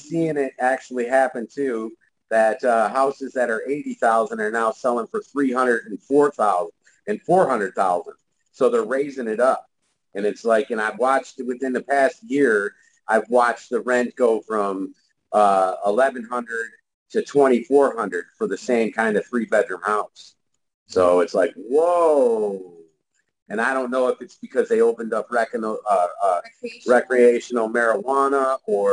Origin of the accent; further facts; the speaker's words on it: St. Clair Shores, Michigan, United States; now in Arizona, United States; I used to live in Michigan. I grew up in Michigan, St. Clair Shores